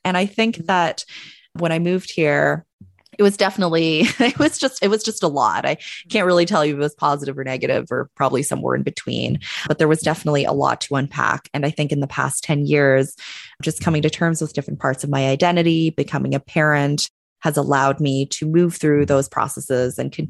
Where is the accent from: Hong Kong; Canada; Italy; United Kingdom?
Canada; Calgary, Alberta; now in Bay Area, United States; I am Canadian. I was born and raised in Calgary, Alberta, in Canada. If any of you are not familiar with Calgary, Alberta, Canada, it is kind of, I always like to tell folks that it's kind of like the Midwest of Canada, a little bit north of Montana.